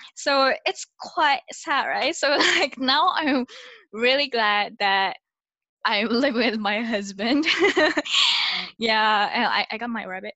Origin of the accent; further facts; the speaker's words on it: Japan; now in Singapore; I'm originally from Japan and now living in Singapore